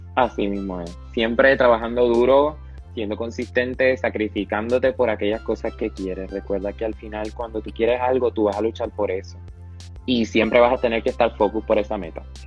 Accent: Panama; also born or lived in Ponce, Puerto Rico; nací en Panamá en el 2004, me mudé a Puerto Rico a los 11 meses y medio, hasta mis 4 años

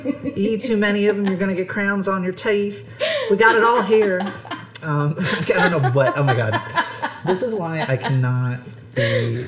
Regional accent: Philadelphia, Pennsylvania, United States; accent: Nisti; my Nisti accent only comes out. Nisti is, for anyone listening, like, short for Northeast Philly, which is where I'm from.

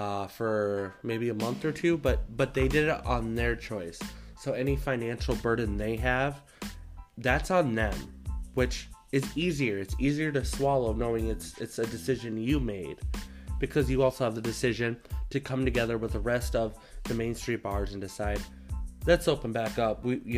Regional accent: Brookings, South Dakota, United States; now in Iowa, United States; my hometown in Brookings.

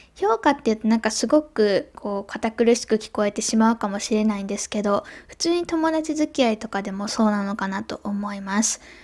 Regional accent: Japan; first language Japanese; moved away; 日本でも声高いねっていう風に言われて育ってきたんですけど

